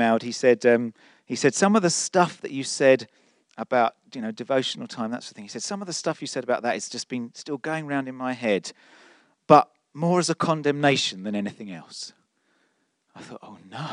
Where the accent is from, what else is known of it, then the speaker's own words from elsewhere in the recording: London, United Kingdom; I'm such a Londoner.